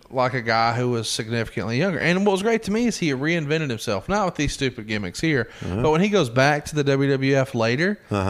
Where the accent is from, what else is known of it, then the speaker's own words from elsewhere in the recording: Alabama, United States; Now, I'm from Alabama